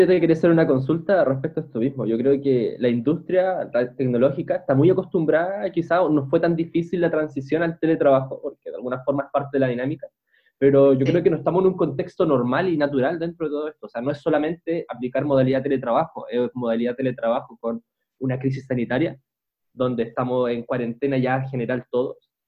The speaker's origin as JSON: {"language": "Spanish", "country": "Chile", "said": "a nosotros como chilenos nos están afectando"}